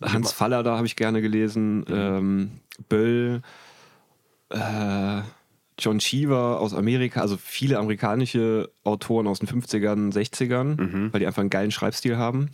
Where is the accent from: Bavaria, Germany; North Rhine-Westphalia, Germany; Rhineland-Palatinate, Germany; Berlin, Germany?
Rhineland-Palatinate, Germany; Trier; ich habe in, in meiner Heimatstadt in Trier, habe ich alle gekannt